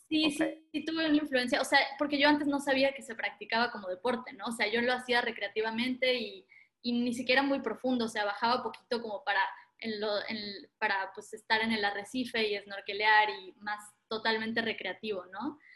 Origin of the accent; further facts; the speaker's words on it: Playa del Carmen, Quintana Roo, Mexico; also born or lived in Argentina; yo me crié en Playa del Carmen, Quintana Roo, en México